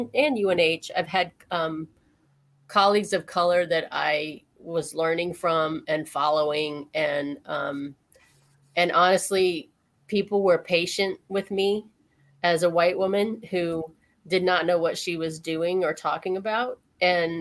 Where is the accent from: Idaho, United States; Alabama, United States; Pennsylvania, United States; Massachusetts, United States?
Alabama, United States; moved away as an adult; also born or lived in Ohio; I grew up in Alabama. I moved from there after my undergrad and went to Ohio